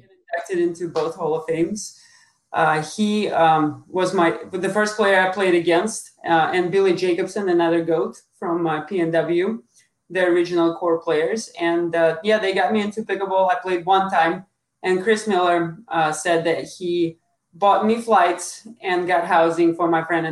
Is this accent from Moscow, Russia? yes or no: yes; Moscow, Russia; moved away; also born or lived in Lubbock, Texas; I'm from Moscow, Russia, and I play tennis